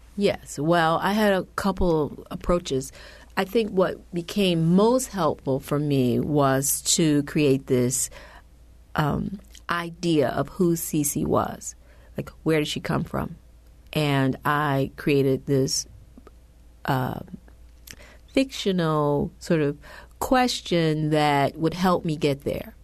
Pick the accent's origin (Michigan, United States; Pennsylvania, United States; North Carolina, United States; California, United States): Michigan, United States; Detroit; I grew up in Detroit.